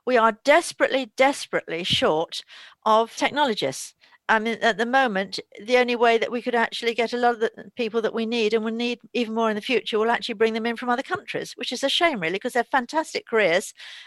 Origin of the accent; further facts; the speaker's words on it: London, United Kingdom; also born or lived in New Forest; I was a Londoner, but I always, as a child, used to come down to the New Forest. So that I was going to school in London